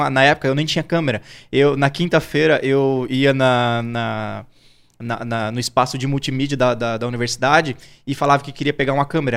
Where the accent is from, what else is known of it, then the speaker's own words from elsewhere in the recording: Campo Grande, Mato Grosso do Sul, Brazil; eu sou natural de Campo Grande, Mato Grosso do Sul